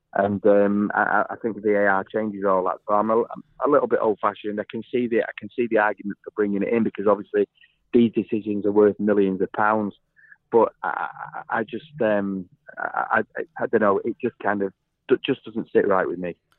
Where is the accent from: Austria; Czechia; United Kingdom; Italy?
United Kingdom; England; because I'm an Englishman